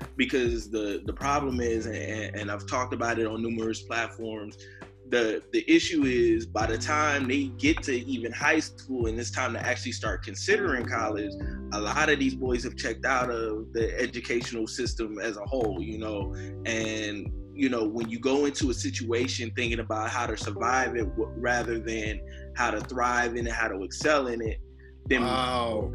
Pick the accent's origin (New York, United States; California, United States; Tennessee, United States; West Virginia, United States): California, United States; Inglewood; being born and raised in Inglewood